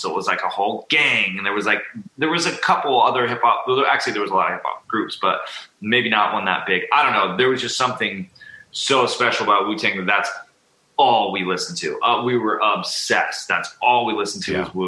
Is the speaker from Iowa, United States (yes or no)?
no; Huntington Beach, California, United States; I grew up like in the surf and skate culture growing up in Huntington Beach